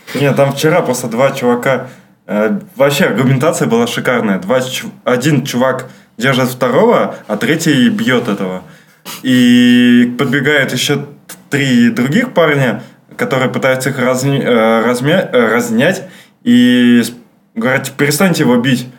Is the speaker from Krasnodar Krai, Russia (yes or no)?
no; Saint Petersburg, Russia; я просто петербуржец